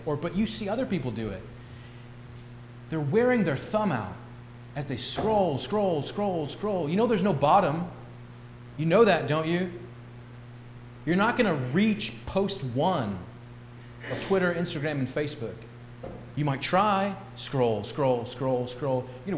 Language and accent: English; St. Louis, Missouri, United States; I grew up in West County, St. Louis